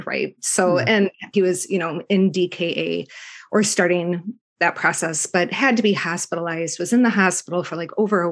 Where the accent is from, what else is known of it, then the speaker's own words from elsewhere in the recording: Minneapolis, Minnesota, United States; also born or lived in Michigan; I've lived here most of my life